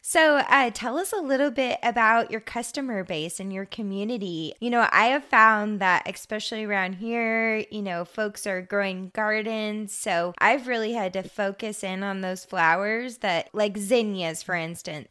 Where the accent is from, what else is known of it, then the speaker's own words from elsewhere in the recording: Hermiston, Oregon, United States; also born or lived in Hood River; I grew up in Hermiston